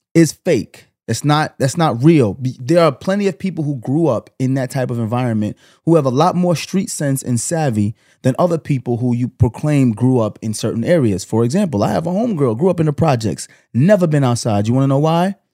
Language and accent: English; New York City, New York, United States; I grew up in Canarsie